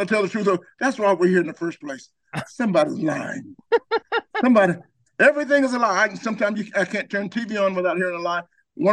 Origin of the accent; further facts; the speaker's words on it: Georgia, United States; I'm from Georgia